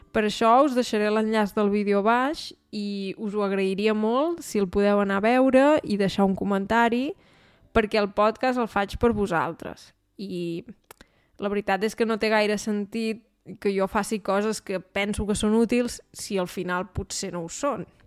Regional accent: Osona, Catalonia, Spain; now in Germany; la meva comarca, que és la comarca d'Osona

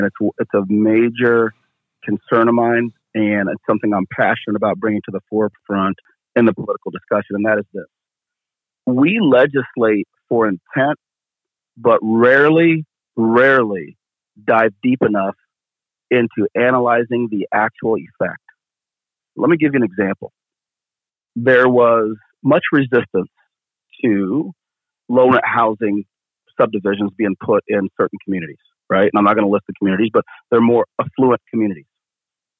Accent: Keokuk, Iowa, United States; I grew up in Keokuk, Iowa.

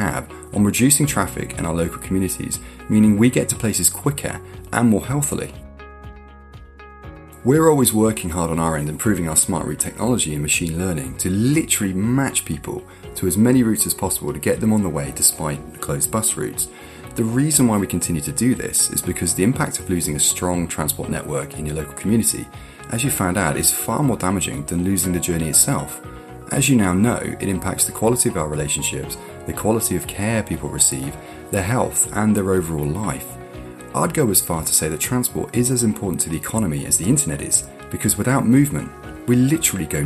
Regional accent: United Kingdom; we're British

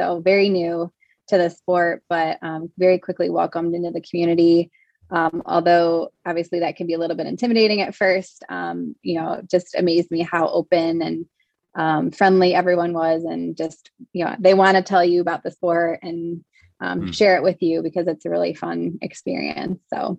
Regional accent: Michigan, United States; when I moved to Ann Arbor in 2011, born and raised in Michigan, but Ann Arbor was a new area for me

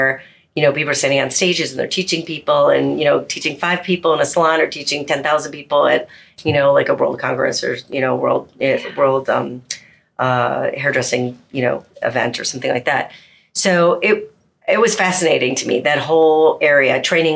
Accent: Chicago, Illinois, United States; moved away as an adult; now in California, United States; home based out of Chicago, which is my hometown

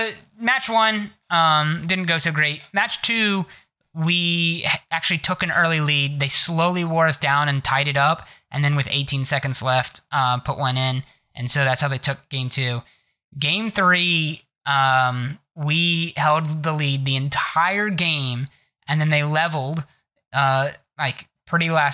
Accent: Ohio, United States; I'm from Ohio

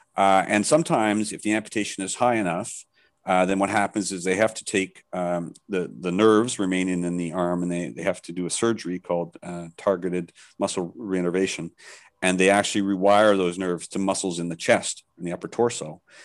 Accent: Canada; now in Thailand; I'm Canadian, but I live in Thailand, so I'm back and forth quite a bit

